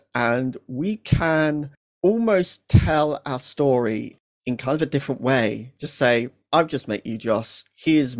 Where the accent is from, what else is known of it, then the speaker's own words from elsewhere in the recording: Lincolnshire, East Midlands, United Kingdom; I grew up in Lincolnshire, and Lincolnshire is very much the Florida of the UK.